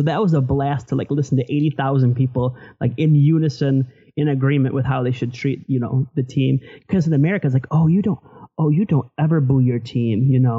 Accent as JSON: {"language": "English", "town": "Flint", "region": "Michigan", "country": "United States", "tie": "born or raised there", "moved": "as an adult", "said": "I'm from Flint, Michigan originally. I lived there most of my life until I moved here for law school. And it's a working class town."}